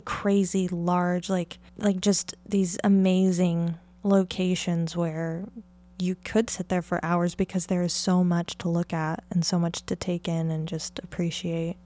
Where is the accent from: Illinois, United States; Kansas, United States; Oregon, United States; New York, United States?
Oregon, United States; near the Columbia River Gorge; I grew up in Oregon in, uh, near the Columbia River Gorge